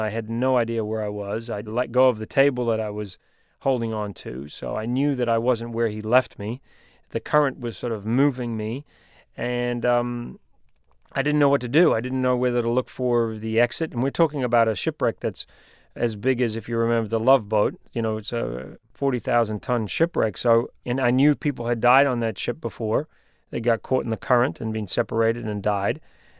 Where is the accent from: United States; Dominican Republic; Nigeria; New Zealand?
New Zealand; accent: New Zealand; I'm a New Zealander. My accent has changed a little bit, but I've spent my life living around the world, and so my accent is pretty mixed up.